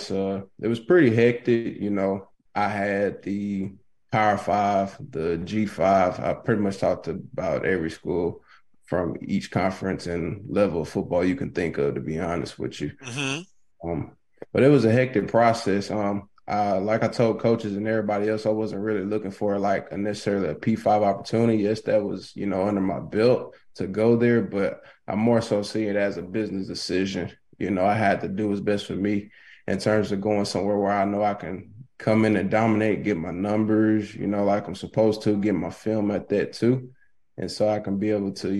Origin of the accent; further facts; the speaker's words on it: Winnfield, Louisiana, United States; also born or lived in San Diego, California; My people, they stay in Winfield, Louisiana. So we took care of them and moved to Winfield in 2009, 2010